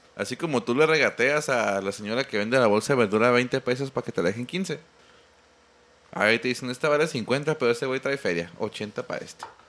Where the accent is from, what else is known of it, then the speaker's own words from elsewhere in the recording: Mexico; uno como mexicano